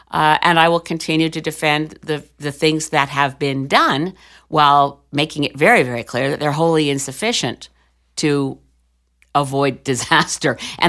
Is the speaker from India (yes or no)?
no; Canada; Hi, I'm Canadian. I'm a Canadian member of Parliament.